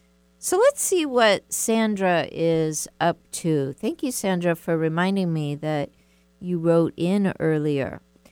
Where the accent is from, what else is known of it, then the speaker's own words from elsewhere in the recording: the South, United States; We were a family of 8 kids, and we're from the South. That's how things used to be, big families.